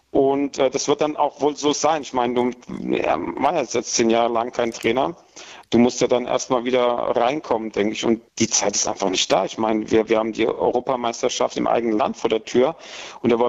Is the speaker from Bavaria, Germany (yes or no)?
yes; Aschaffenburg, Bavaria, Germany; die aus Aschaffenburg kommen, das, das, das kann nicht schief gehen.